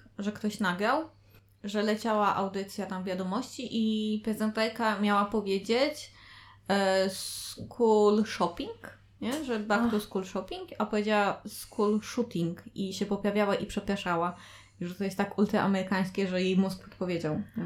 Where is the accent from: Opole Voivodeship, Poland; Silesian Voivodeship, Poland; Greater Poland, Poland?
Opole Voivodeship, Poland; a village in Opole region; ja pochodzę z opolskiej wsi